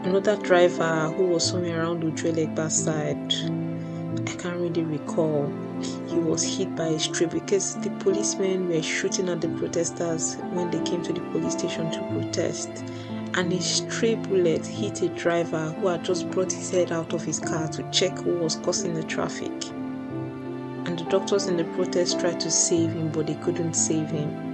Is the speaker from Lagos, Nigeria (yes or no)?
yes; Lagos, Nigeria; moved away as an adult; now in London, United Kingdom; I moved from Lagos to London. I took the last flight out one day in 2021, and I've been here ever since.